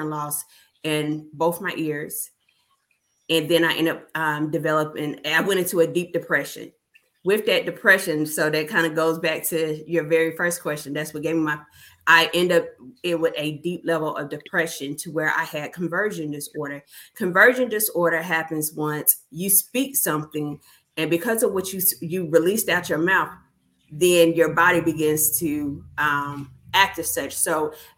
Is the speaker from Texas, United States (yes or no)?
no; Huntsville, Alabama, United States; moved away as an adult; now in Fort Mitchell, United States; I am originally from Huntsville, Alabama. However, I am currently in Fort Mitchell, Alabama